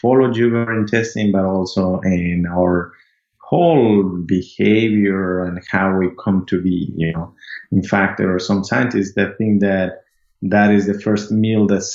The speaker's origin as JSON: {"language": "English", "region": "Amazon region of Ecuador", "country": "Ecuador", "tie": "born or raised there", "moved": "as an adult", "lives_now": "United States", "said": "I'm originally from Ecuador. I grew up in the Amazon region of Ecuador"}